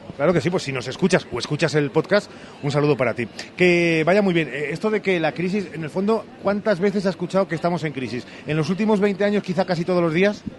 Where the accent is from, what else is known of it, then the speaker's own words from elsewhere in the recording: Salamanca, Castile and León, Spain; Yo que soy de Salamanca